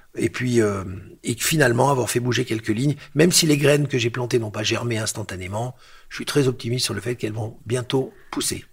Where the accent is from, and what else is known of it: Lyon, Auvergne-Rhône-Alpes, France; born or raised there; moved away; also born or lived in Algeria / Paris / New York